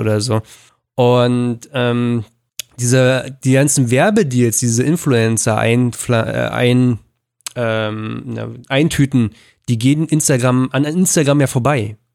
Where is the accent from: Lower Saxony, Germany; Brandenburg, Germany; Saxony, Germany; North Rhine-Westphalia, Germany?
Brandenburg, Germany; Berlin suburbs; da ich am Speckgürtel von Berlin groß geworden bin